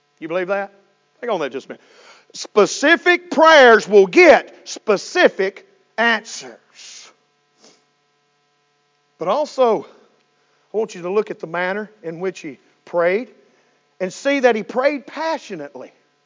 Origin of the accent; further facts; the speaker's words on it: United States; we, as an American people, as God's Christian people